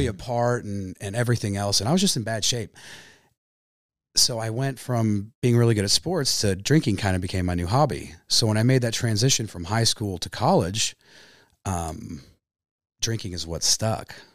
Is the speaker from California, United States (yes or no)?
no; Pomona Lake, Kansas, United States; also born or lived in Wichita, Kansas; I grew up on Pomona Lake. My family moved from Wichita in the nineties, uh, when I was a little kid.